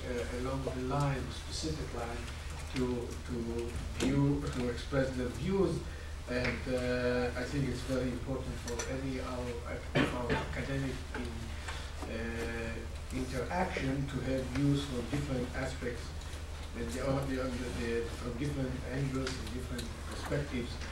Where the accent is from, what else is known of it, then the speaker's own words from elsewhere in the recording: Israel; as an Israeli citizen